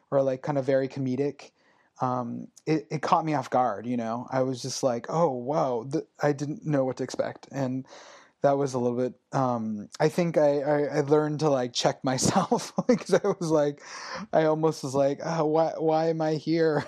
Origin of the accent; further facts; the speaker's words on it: Los Angeles, California, United States; I grew up in the Valley in Los Angeles